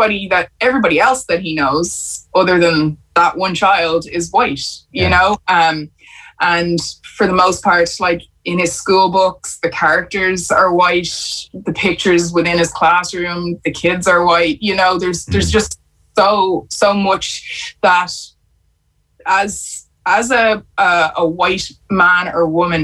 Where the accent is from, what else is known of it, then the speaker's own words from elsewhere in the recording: Ireland; we have to change the way we see ourselves as Irish people. You know, that, you know, white skin does not mean Irish. Like, my skin means Irish too now